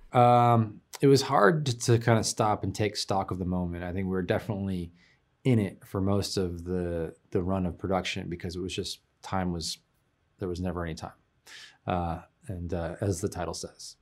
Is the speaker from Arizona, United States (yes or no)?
no; Oakland, California, United States; I'm from San Francisco Bay Area, Oakland.